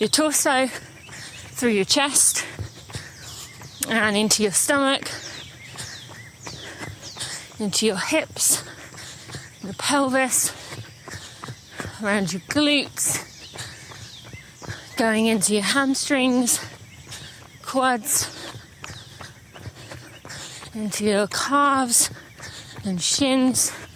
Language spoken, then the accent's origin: English; United Kingdom; moved away; I'm British. I'm more tied to my home country.